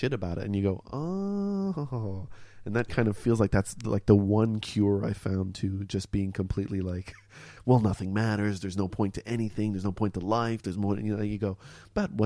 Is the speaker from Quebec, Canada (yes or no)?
yes; Montreal, Quebec, Canada; accent: North American sounding; now in Melbourne, Australia; I grew up in Montreal in Canada.